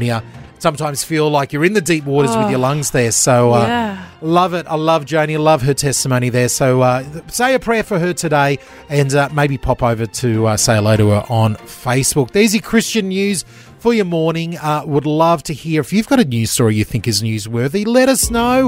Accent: Gold Coast, Queensland, Australia; I grew up on the Gold Coast

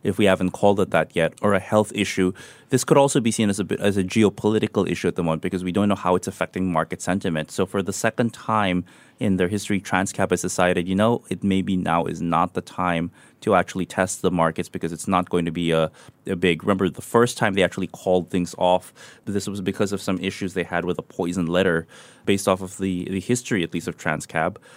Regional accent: Manila, Metro Manila, Philippines; moved away; my hometown Manila

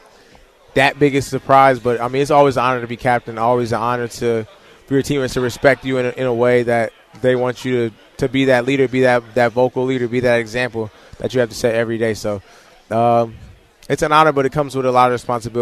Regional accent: Leesburg, Virginia, United States; moved away; growing up in Leesburg, it was cool

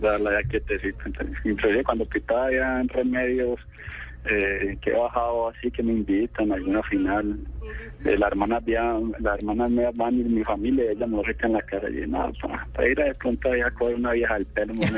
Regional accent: Antioquia, Colombia; Como buen paisa, como buen paisa

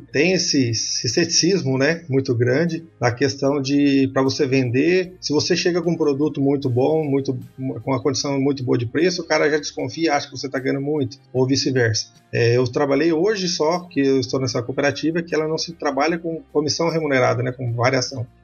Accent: Paraná, Brazil; now in Mato Grosso do Sul, Brazil; E agora estamos aqui no Mato Grosso do Sul, conhecendo a nova região, pertinho da, da, da onde que a gente saiu do Paraná, né, mais próximo da família.

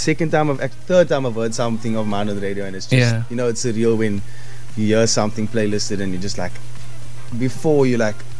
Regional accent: South Africa; You know, a lot of people actually don't know that I was from South Africa.

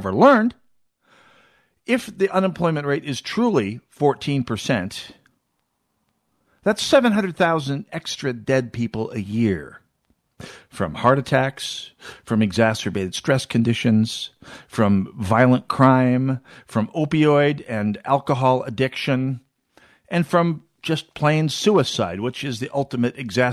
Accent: North Dakota, United States; now in Minnesota, United States; my home state of North Dakota

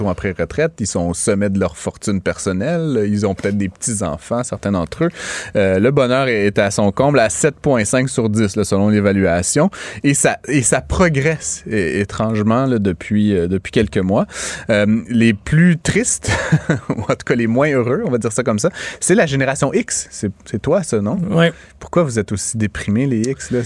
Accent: Outaouais, Quebec, Canada; also born or lived in Ottawa, Ontario; en Outaouais. Je suis même né à Ottawa. tout au long de ma vie, j'ai dû prouver que j'étais québécois

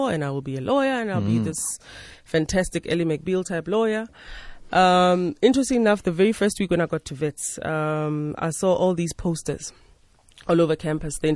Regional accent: Rustenburg, North West, South Africa; also born or lived in Mmabatho; I was born 38 years ago in Rustenburg, in the Northwest. Specifically in a little township called Tlhabane

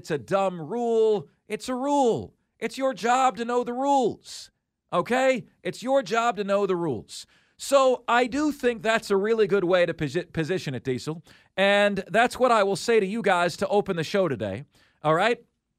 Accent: Indiana, United States; Well, I'm visiting South Carolina, and I'm from Indiana.

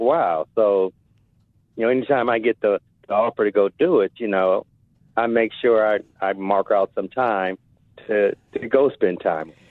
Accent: Compton, California, United States; also born or lived in Indianapolis; now in Seattle, United States; I grew up in Compton

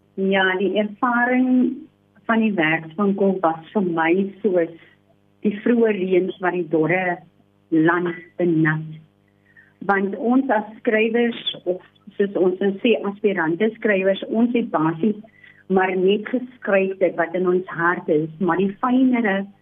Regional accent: Mamre, Western Cape, South Africa; gebore en getoe in Mamre, 'n klein Weskusdorpie 60 km vanaf Kaapstad

